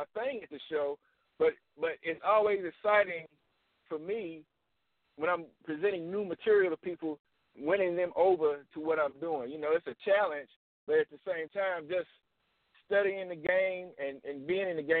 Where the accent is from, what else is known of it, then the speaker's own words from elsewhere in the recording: the South, United States; also born or lived in Nashville, Tennessee / Atlanta, Georgia; now in Chattanooga, United States; I'm from the South